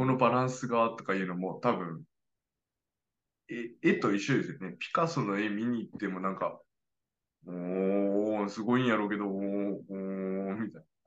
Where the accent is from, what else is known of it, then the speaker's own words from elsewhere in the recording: Kyushu, Japan; 九州男児